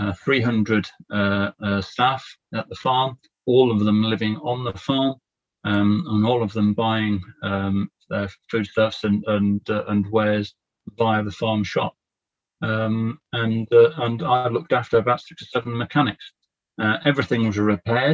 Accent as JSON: {"language": "English", "town": "Ruthin", "region": "Wales", "country": "United Kingdom", "tie": "born or raised there", "also_born_or_lived": "Perth, Western Australia", "moved": "as an adult", "said": "I was born in North Wales. I grew up on a small beef farm just outside Ruthin in the Vale of Clwyd."}